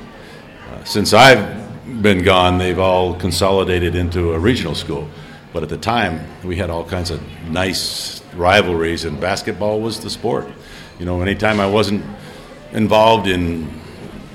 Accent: New Hampshire, United States; also born or lived in Vermont; I was born in Vermont because that was where the nearest hospital was. That's where the family doctor was. So I was born there and grew up in New Hampshire

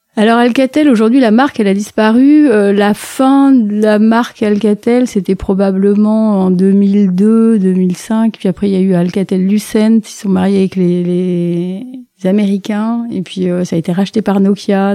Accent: La Valette-du-Var, Provence-Alpes-Côte d'Azur, France; moved away as an adult; now in Paris, France; Je viens du sud de la France. Euh, donc c'est des bords de la Méditerranée. Donc euh, ma famille est plutôt marseillaise, mais en fait comme c'est une famille d'officiers de marine, ils ont dérapé un petit peu vers Toulon et toute cette région-là, de la Valette du Var, en plus précisément

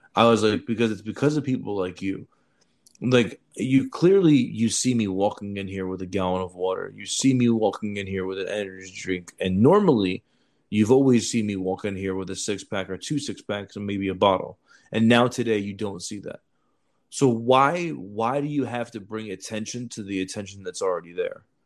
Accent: New York City, New York, United States; I grew up in Brooklyn

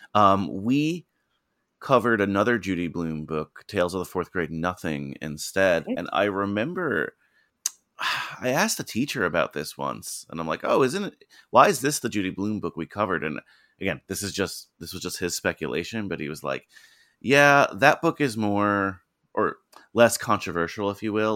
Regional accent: New Jersey, United States; also born or lived in New York; now in New York City, United States; I grew up in New Jersey

